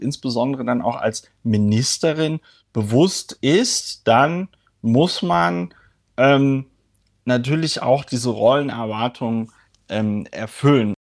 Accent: Germany; wir, weiß ich nicht, als Deutsche

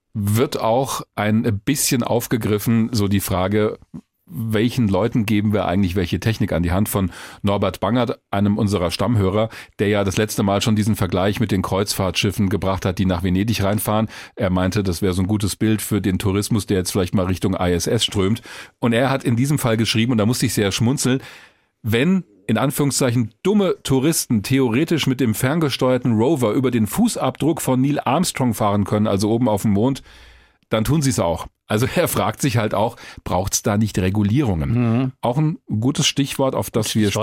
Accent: Hesse, Germany; bei uns in Hessen

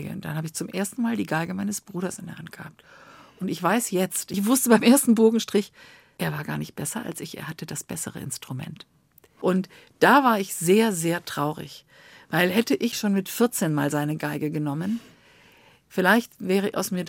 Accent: Bonn, North Rhine-Westphalia, Germany; Ich äh, stamme aus Bonn. Ich bin in Bonn aufgewachsen.

